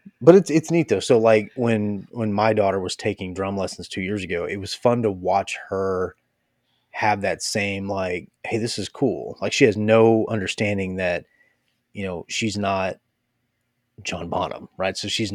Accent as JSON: {"language": "English", "town": "Athens", "region": "Attica", "country": "Greece", "said": "Athens, Greece."}